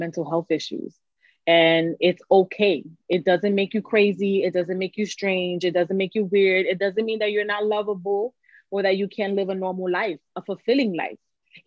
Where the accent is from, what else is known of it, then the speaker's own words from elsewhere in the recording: New York City, New York, United States; accent: New York; I am from New York City, if you can't tell by the accent. New Yorican